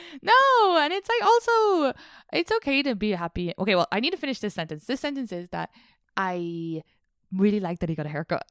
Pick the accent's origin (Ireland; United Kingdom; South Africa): Ireland; now in New York, United States; Irish people and the way we interact